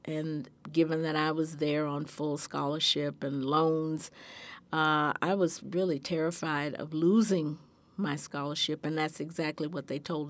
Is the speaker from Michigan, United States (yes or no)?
no; Memphis, Tennessee, United States; born there; I was born in Memphis, Tennessee in 1944.